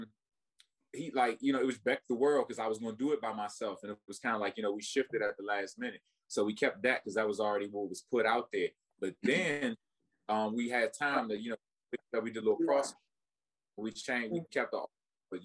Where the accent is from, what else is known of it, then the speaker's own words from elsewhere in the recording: Washington, Washington metropolitan area, United States; also born or lived in Maryland / Virginia; now in Cleveland, United States; I'm from the DMV. I grew up in Maryland and Virginia and DC, and I moved to Cleveland